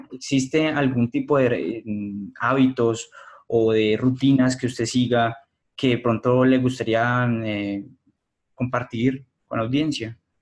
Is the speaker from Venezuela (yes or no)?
no; Colombia; como colombianos